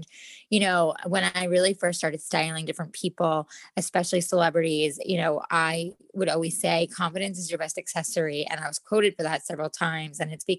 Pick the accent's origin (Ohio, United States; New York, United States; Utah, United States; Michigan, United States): New York, United States; moved away as an adult; now in California, United States; most know me from the celebrity styling wardrobe world. That's where I started. I came out to California from New York almost 10 and a half years ago now